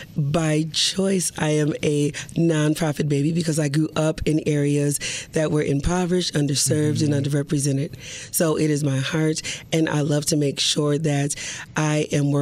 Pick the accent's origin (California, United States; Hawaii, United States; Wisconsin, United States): Wisconsin, United States; Milwaukee; I grew up in Milwaukee